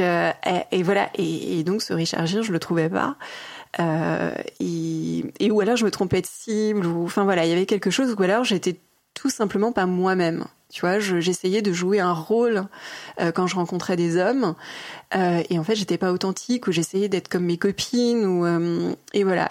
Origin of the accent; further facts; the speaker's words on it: Mulhouse, Grand Est, France; now in Paris, France; je suis née à Mulhouse, en Alsace.